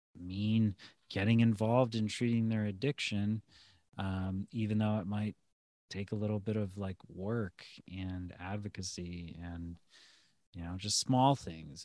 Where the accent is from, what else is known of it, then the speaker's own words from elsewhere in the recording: Lorain, Ohio, United States; moved back to my hometown near Cleveland, uh, Lorraine